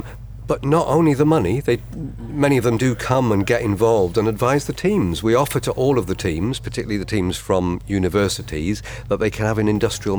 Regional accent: Huddersfield, Yorkshire and the Humber, United Kingdom; So you, as you point out, I'm from Huddersfield, but I take no part in the judging.

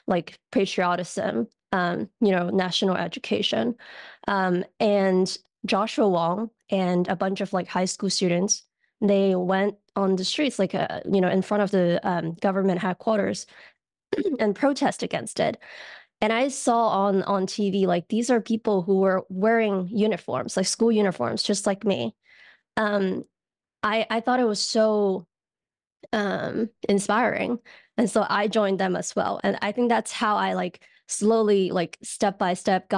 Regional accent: Hong Kong; born or raised there; moved away as an adult; now in United States

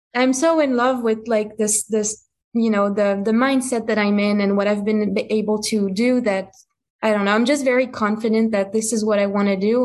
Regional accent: France; English is a second language; moved away; I'm from France. So I grew up in France, you know, with the culture of wine and cigarettes and all that stuff

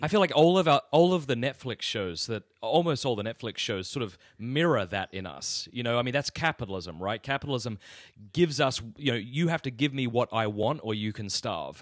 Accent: Australia; moved away as an adult; now in United States; I come from Australia. Yeah, so the deep South, man. Yeah, I was born in Australia

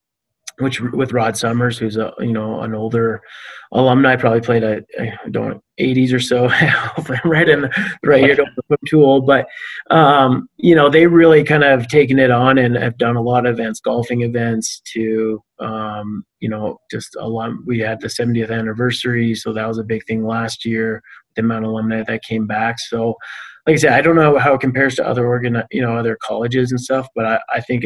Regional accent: Canada; I'm Canadian

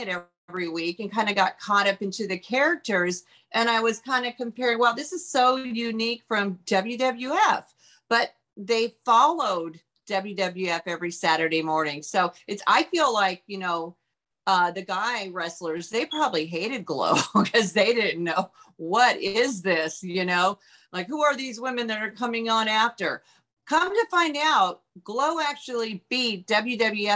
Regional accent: Auburn, Washington, United States; moved away; also born or lived in California; growing up in Auburn, Washington, I went to hair school.

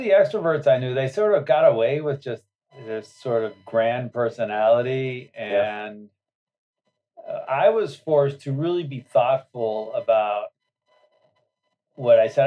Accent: Berkeley, California, United States; I was born in Berkeley, California a hotbed of radicalisms

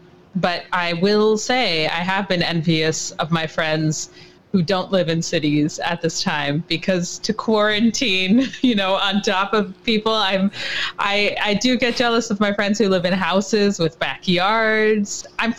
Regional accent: Atlanta, Georgia, United States; now in New York City, United States; Yes, I actually was born here. I was born only a couple blocks from where I live now, which is a fun, because I grew up in Atlanta, so my childhood was down there, but then I made my way back.

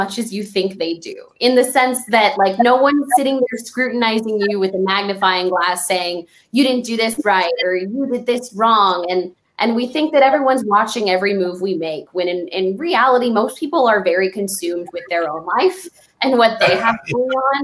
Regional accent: El Paso, Texas, United States; my hometown of El Paso

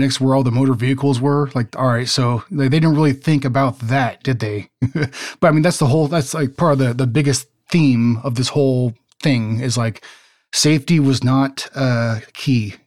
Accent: West Coast, United States; I grew up on the West Coast, not the East Coast

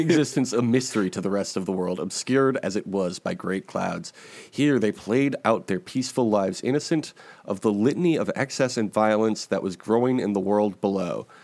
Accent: Chicago, Illinois, United States; I was born and raised in Chicago

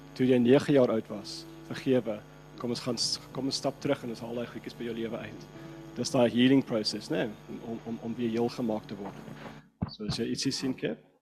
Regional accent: Cape Town, Western Cape, South Africa; first language English; Afrikaans is a second language; Ek's van Kaapstad

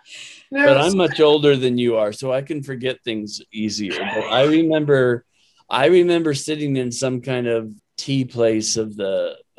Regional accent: United States; as the American that was brought there

